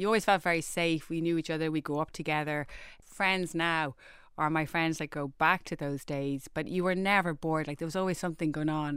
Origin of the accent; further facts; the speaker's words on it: Dublin, Leinster, Ireland; I grew up in Rohini, um, we lived on your classic housing estate